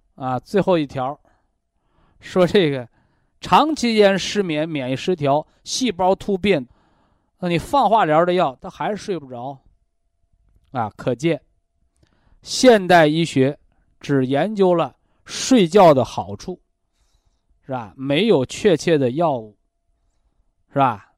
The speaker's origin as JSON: {"language": "Chinese", "country": "China", "said": "我们中国人"}